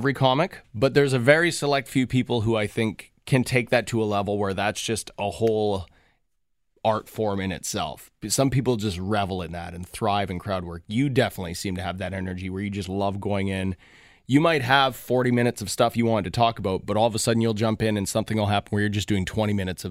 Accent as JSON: {"language": "English", "town": "Thunder Bay", "region": "Ontario", "country": "Canada", "said": "I mean, I'm from Thunder Bay, Ontario, and we have a Paul Schaefer drive, right."}